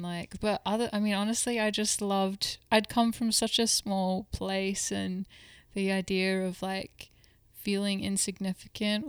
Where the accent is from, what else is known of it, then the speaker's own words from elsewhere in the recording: Perth, Western Australia, Australia; moved away; I'm from Perth, Western Australia